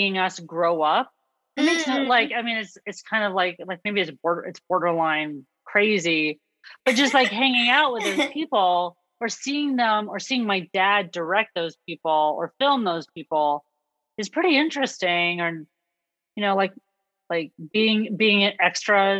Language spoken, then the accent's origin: English; Los Angeles, California, United States; my hometown, which is